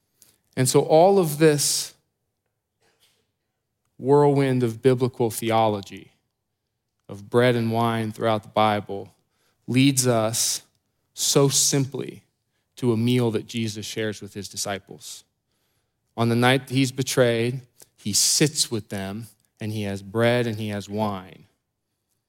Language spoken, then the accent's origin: English; Columbus, Ohio, United States; I grew up here in Columbus